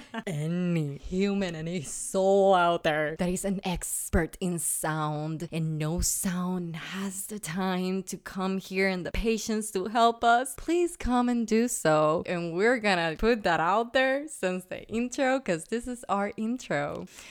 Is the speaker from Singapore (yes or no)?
no; Puerto Rico; first language Spanish; English is a second language; moved away; I'm Puerto Rican, guys. I'm a born and raised in that beautiful paradise of an island in the Caribbean.